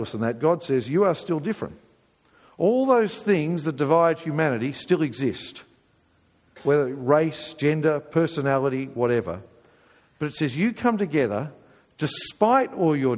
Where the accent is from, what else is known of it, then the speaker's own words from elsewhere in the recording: England, United Kingdom; we're English